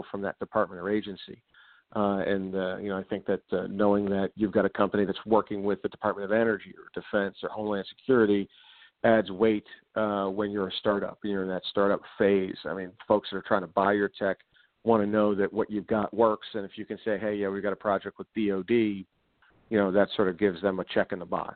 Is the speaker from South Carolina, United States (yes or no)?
no; Pittsburgh, Pennsylvania, United States; I'm from Pittsburgh